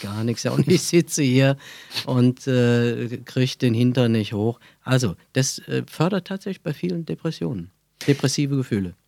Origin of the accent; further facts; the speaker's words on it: Brühl, North Rhine-Westphalia, Germany; accent: Kölsch; Ich bin aufgewachsen in Brühl bei Köln